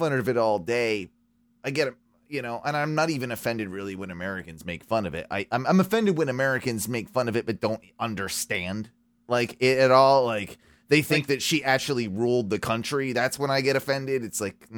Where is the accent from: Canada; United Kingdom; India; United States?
United Kingdom; England; moved away; I'm English. British, half English, half Welsh, but was never really raised to be a big like fan of the royal family